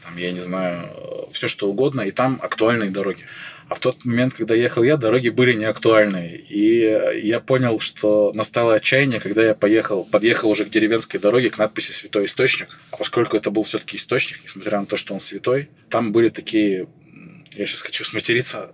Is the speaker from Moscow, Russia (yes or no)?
no; Chelyabinsk, Chelyabinsk Oblast, Russia; moved away as an adult; now in Saint Petersburg, Russia; я и сам из Челябинска, я из Челябинска выезжал